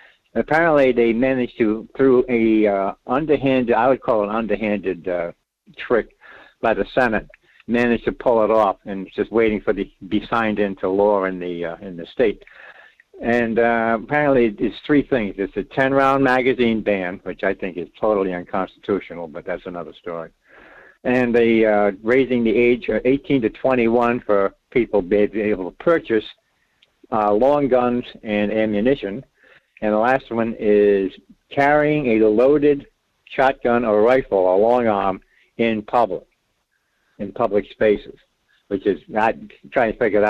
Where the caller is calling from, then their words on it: Rhode Island, United States; Well, Mike … in Rhode Island.